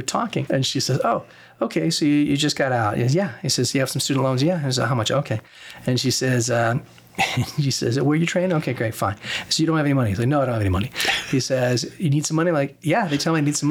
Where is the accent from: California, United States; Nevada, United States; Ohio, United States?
Nevada, United States; Las Vegas; I came back to my hometown because I wanted to come back to the hometown, Las Vegas